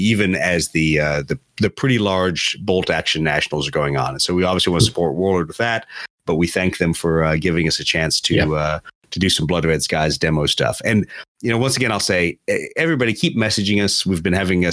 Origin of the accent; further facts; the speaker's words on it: Beaufort, South Carolina, United States; it is kind of my hometown